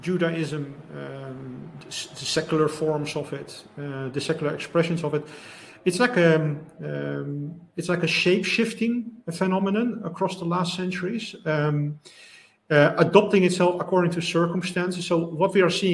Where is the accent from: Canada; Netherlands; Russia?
Netherlands; I'm coming from the Netherlands